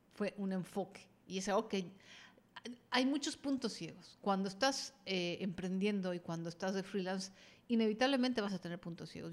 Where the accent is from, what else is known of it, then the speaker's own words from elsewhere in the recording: Mexico; estoy en México, soy mexicana y, y estoy en México